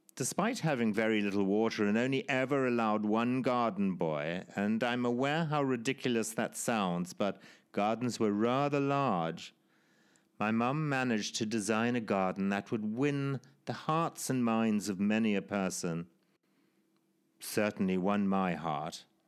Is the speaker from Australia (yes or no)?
no; Zimbabwe; born or raised there